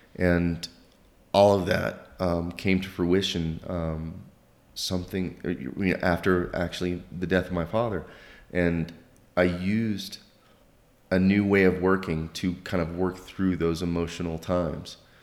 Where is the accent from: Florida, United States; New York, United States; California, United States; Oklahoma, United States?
Oklahoma, United States; northern; moved away as an adult; also born or lived in southeastern United States / France; I grew up in, in a small little town in, uh, northern Oklahoma